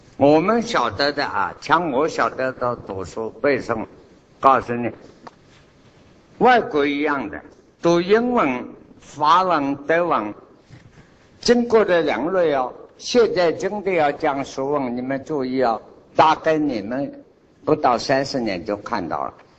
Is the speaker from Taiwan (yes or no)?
no; China; 我们中国人这个是大有包容